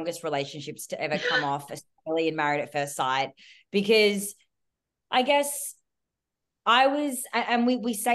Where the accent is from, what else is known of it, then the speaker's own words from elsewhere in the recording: Melbourne, Victoria, Australia; I'm from Melbourne